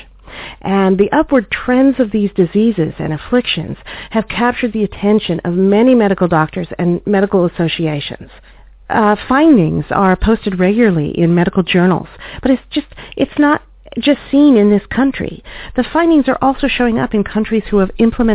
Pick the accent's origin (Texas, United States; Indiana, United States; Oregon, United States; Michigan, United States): Oregon, United States; traced back to several thousand acres in Oregon, my home state